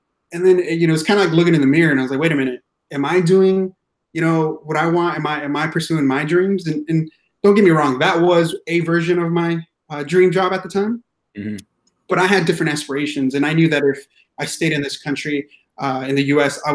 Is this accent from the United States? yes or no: yes; Yakima Valley, central Washington, United States; also born or lived in Mexico; I grew up in the Yakima Valley, which is central Washington state area.